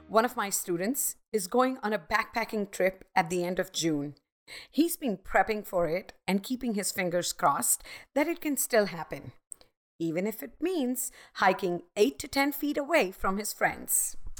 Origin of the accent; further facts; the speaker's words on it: Mumbai, Maharashtra, India; I grew up in Mumbai, the hustling and bustling city